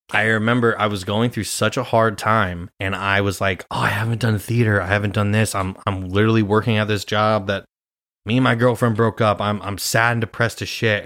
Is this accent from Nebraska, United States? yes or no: yes; Grand Island, Nebraska, United States; moved away as an adult; now in New York, United States; I'm from Grand Island, Nebraska